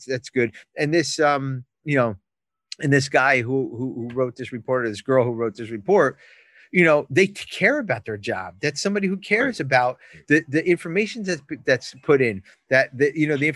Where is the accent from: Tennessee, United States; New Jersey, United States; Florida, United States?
New Jersey, United States; I'm from Jersey